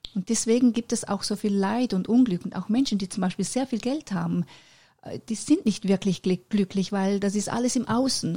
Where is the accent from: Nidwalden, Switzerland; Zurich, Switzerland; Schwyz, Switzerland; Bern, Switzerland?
Zurich, Switzerland; Männedorf; fünf Jahre später bin ich dann auf die Welt gekommen in der Schweiz in Männedorf